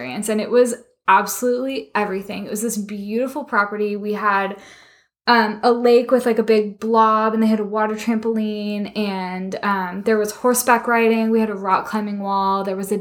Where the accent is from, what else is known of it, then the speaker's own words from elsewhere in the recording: Georgia, United States; We're from Georgia